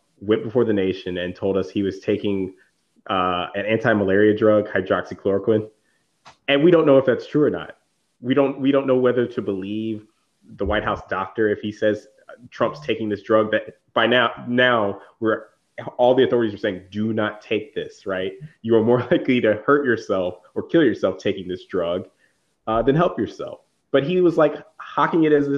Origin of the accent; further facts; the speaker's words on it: Virginia, United States; I grew up in Virginia